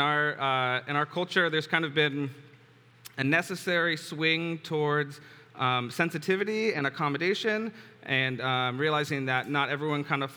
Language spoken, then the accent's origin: English; San Diego, California, United States; I was born and raised here in San Diego